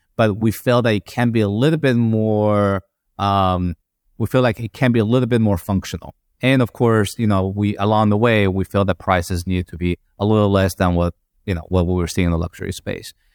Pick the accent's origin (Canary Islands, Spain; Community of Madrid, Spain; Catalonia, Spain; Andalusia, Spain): Community of Madrid, Spain; Madrid; moved away as an adult; now in United States; I'm Chinese in terms of my nationality, but, um, grew up in Madrid